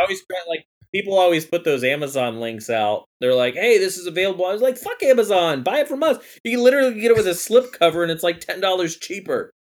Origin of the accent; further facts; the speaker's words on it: Akron, Ohio, United States; I was born in Akron, Ohio